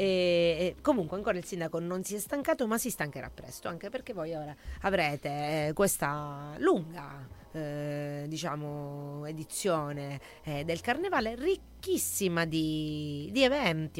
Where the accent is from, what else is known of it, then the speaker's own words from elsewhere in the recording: Sicily, Italy; dalle nostre parti siciliane